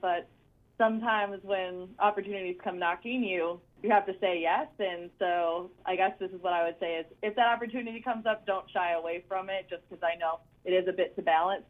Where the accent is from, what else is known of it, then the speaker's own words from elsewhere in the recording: Chicago, Illinois, United States; also born or lived in Tennessee; now in Dallas, United States; I am liking Dallas. It is very hot. I'm originally from Chicago, so my time in Tennessee helped prepare me for the transition down to the true southern heat